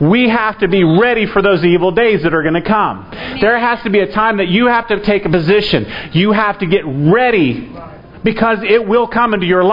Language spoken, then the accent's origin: English; Florida, United States; I was raised in Florida